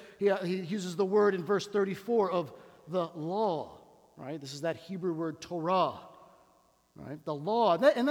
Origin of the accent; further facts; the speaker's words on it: Washington, District of Columbia, United States; I come from Washington, D.C. We're a city of words